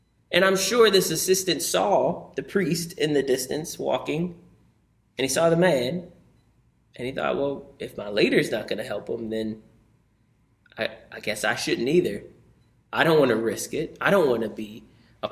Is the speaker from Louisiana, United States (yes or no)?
yes; New Orleans, Louisiana, United States; moved away; I grew up in New Orleans